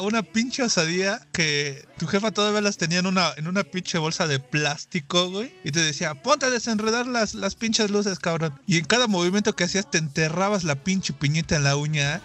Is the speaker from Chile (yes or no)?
no; Mexico; Somos mexicanos